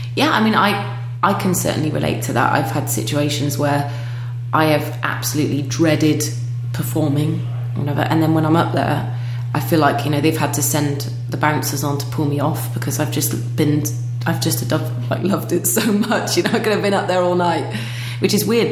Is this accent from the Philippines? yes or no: no; United Kingdom; now in Denmark